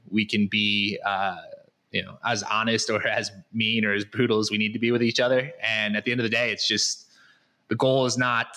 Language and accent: English; Connecticut, United States; moved away as an adult; now in Guadalajara, Mexico; I am from Connecticut originally